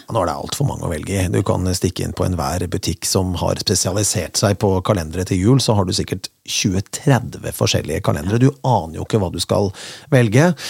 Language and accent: Norwegian; Kongsberg, Buskerud, Norway; moved away as an adult; now in Bergen, Norway; jeg kommer fra Kongsberg